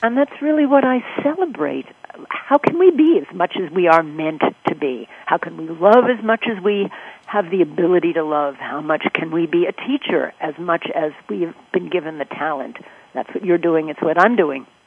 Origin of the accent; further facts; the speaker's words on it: New York, United States; I grew up in New York